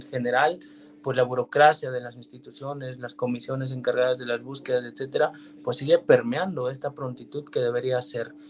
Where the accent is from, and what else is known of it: Mexico